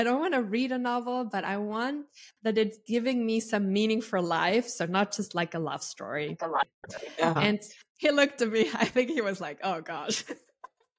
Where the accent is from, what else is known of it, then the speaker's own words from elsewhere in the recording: Austria; I'm Austrian, so I'm from Europe